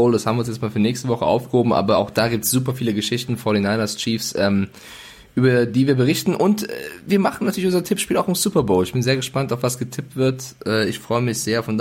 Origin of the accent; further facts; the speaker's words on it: Bavaria, Germany; accent: Franconian; weil ich komme ja auch aus Franken, aber ich habe Logopäden vor drei Jahren und habe das fränkische R ähm, ja, abtrainiert, damit ich schön sprechen kann beim Fernsehen.